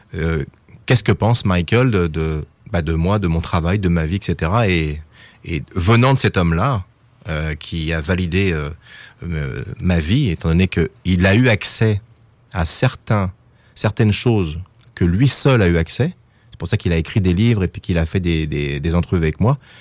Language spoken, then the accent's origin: French; France; je suis français